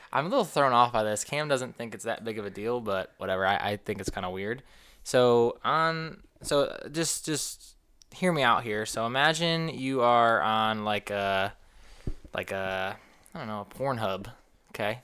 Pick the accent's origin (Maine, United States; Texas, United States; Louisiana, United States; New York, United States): New York, United States; moved away; I'm from the Northeast, from New York